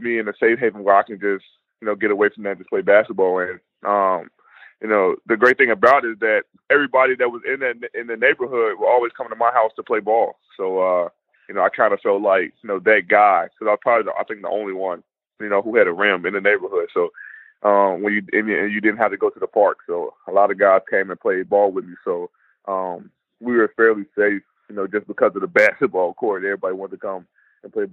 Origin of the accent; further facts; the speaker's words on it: Chicago, Illinois, United States; I grew up in a tough area, outside Chicago, Inglewood to be exact